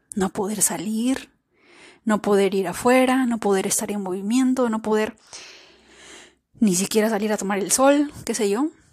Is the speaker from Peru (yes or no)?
yes; Peru; nosotras como somos peruanas, los de Perú celebramos el Día de la Independencia el 28 de julio